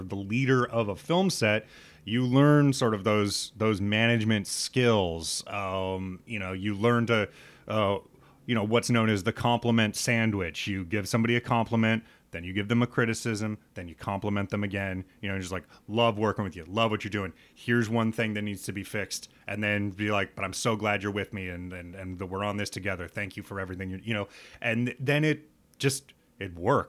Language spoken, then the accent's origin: English; Nebraska, United States; dumb white kid growing up in Nebraska